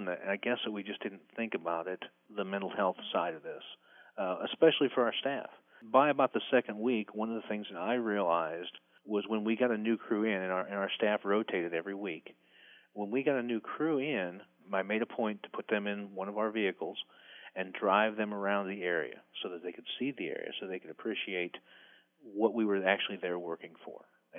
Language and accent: English; Midwest, United States; Well, I grew up in the Midwest, so we'd have a tornado and two or three houses out of a neighborhood would be destroyed and lives would be ruined.